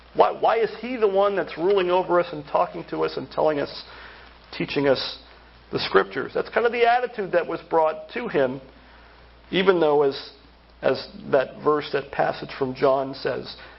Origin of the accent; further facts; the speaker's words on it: central Pennsylvania, United States; moved away; central Pennsylvania, oh, it was like this when I grew up